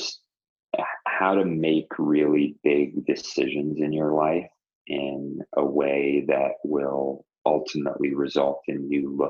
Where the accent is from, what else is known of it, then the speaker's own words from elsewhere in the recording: Toronto, Ontario, Canada; moved away; Toronto, which is my hometown